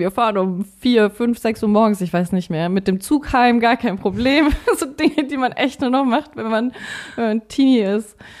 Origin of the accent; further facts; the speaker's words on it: Forchheim, Bavaria, Germany; Wir haben da noch äh, zu Hause gewohnt. Ich komme ja aus Forchheim